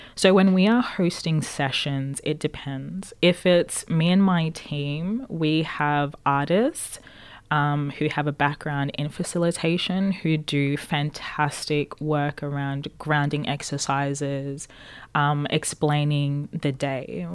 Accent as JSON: {"language": "English", "country": "Zimbabwe", "moved": "yes", "lives_now": "Australia", "said": "I come from Zimbabwe"}